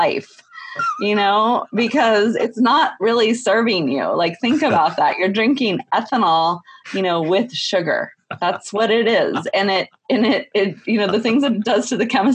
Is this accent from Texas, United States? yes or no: yes; Texas, United States; I grew up in Texas